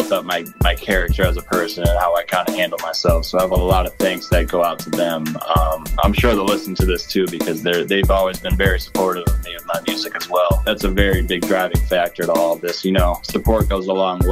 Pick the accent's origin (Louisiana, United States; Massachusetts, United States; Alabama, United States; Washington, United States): Massachusetts, United States; West Springfield; I come from West Springfield, Massachusetts, where there's not many people making waves, or I want to be one of the first from my area to really do something.